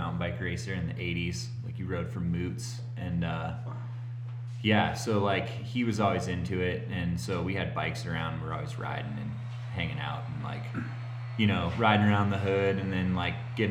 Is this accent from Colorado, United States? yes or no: yes; Gunnison, Colorado, United States; moved away as an adult; also born or lived in Utah; I grew up in Gunnison, Colorado